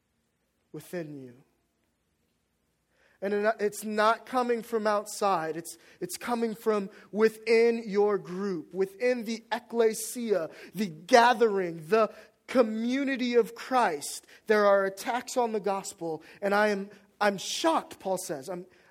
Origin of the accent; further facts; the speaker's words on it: Washington, District of Columbia, United States; moved away as an adult; also born or lived in North Carolina; my hometown